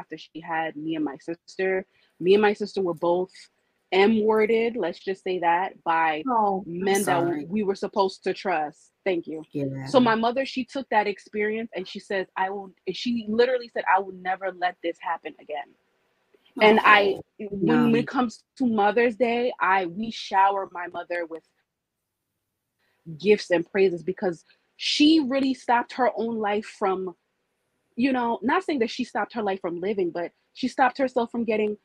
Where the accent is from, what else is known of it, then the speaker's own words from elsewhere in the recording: United States; we're first born American. So we were born here.